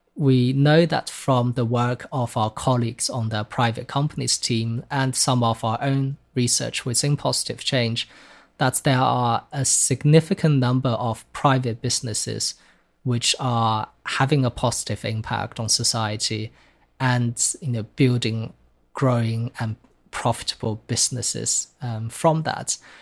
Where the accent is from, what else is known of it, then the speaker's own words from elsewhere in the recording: China; moved away; growing up in China. Um, so while I was born in China in the nineteen nineties